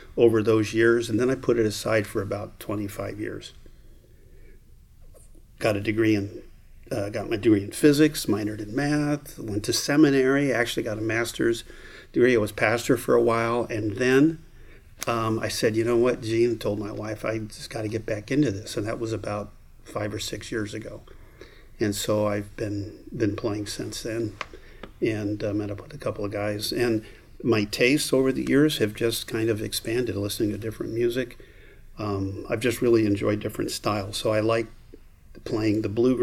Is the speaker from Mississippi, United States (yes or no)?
no; Southern California, United States; moved away; I grew up in the South, which is Southern California.